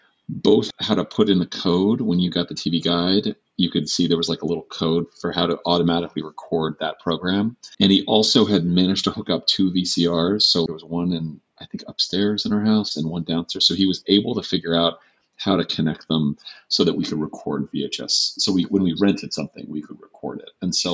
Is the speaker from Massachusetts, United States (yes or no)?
yes; Massachusetts, United States; I grew up in Massachusetts in the 80s and 90s.